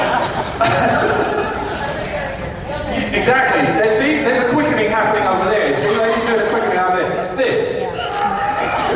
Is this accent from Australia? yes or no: no; England, United Kingdom; When I was a kid, you know, in England